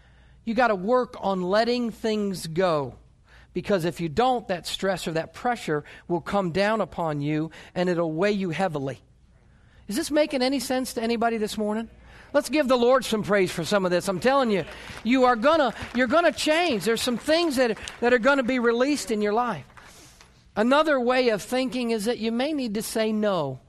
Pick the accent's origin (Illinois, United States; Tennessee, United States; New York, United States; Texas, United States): New York, United States; born there; also born or lived in North Carolina; now in Oklahoma, United States; You know, I was born in New York and lived in North Carolina and moved from North Carolina to Oklahoma, and I pull out in front of somebody here in Oklahoma